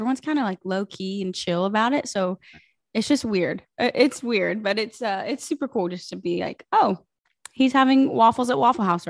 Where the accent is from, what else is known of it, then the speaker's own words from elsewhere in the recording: Greenville, South Carolina, United States; So I'm from South Carolina, originally from Greenville, okay. Which is where I was raised, and then went to Clemson.